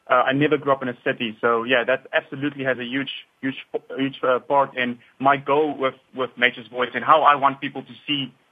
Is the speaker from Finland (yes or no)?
no; South Africa; not only did I grow up in South Africa, I also grew up on a farm out there.